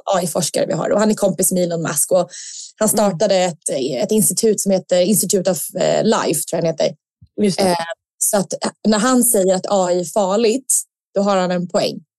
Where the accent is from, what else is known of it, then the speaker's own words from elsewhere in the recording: Sweden; som svensk